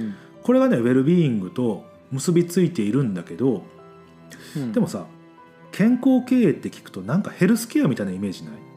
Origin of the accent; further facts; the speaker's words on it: Mie, Japan; 俺らだってさ、三重県出身じゃん